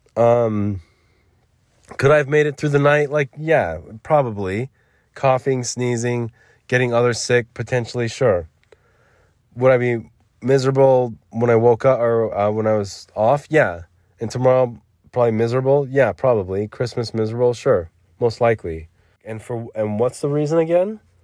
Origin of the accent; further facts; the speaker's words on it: United States; I'm an American